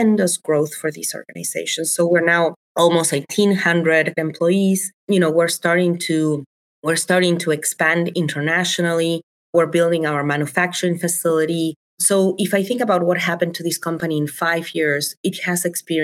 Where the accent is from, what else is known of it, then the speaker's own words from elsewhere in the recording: Buenos Aires, Argentina; English is a second language; moved away as an adult; now in Chicago, United States; So, born and raised in Argentina, I come from Buenos Aires.